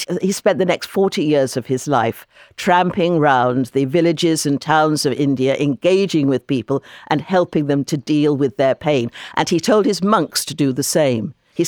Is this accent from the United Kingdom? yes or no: yes; London, United Kingdom; In London, for example, my hometown, which is a very rich city, 25% of the population of London are living in poverty.